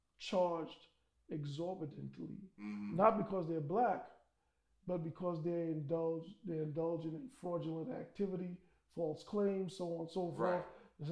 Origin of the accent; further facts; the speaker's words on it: New York, United States; I'm from New York.